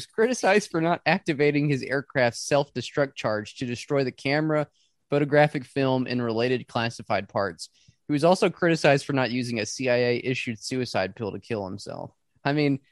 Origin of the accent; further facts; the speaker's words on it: New Mexico, United States; I'm from New Mexico